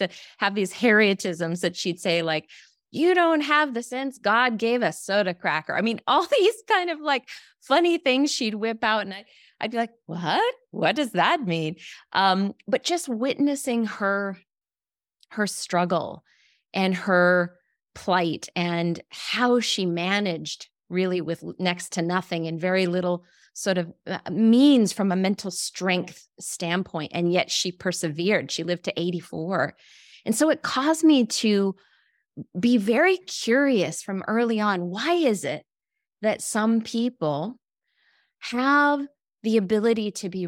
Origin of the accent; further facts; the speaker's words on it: Wyoming, United States; where I grew up in Wyoming, in the middle of nowhere, right?